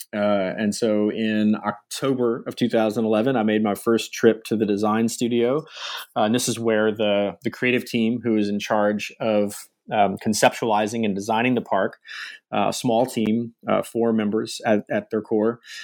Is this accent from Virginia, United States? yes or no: yes; coastal Virginia, United States; moved away as an adult; also born or lived in Michigan; I grew up in Virginia, uh, uh, in the U.S., uh, sort of coastal Virginia area, Chesapeake Bay